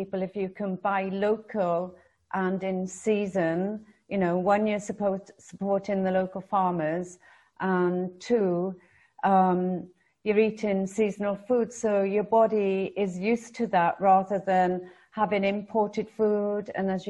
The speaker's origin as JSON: {"language": "English", "country": "United Kingdom", "tie": "born or raised there", "also_born_or_lived": "France", "moved": "yes", "lives_now": "Australia", "said": "I grew up in Britain"}